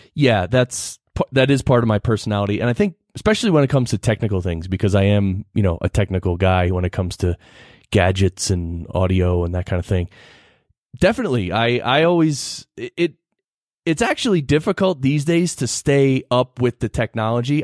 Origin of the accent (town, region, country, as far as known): New Jersey, United States; born or raised there; moved away as an adult; also born or lived in Manhattan, New York; now in Colorado Springs, United States